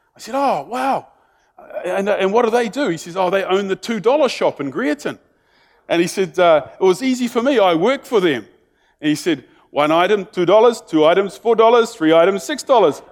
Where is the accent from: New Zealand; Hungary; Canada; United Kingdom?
New Zealand; being in New Zealander, isn't it, is that we sort of have this expectation because we're a small country